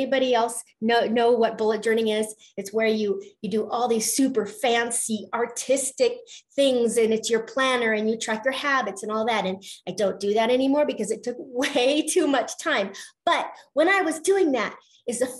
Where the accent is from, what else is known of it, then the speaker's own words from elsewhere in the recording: Colorado, United States; I'm from Colorado